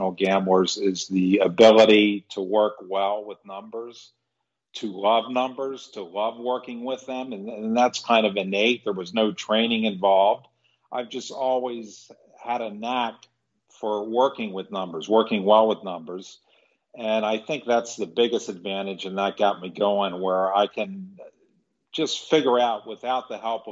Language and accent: English; Maryland, United States; I grew up on the East Coast in Maryland